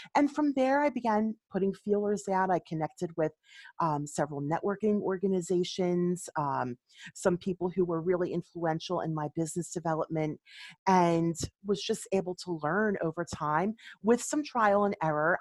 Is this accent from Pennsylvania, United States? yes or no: yes; Philadelphia, Pennsylvania, United States; moved away as an adult; now in Quakertown, United States; I grew up in Philadelphia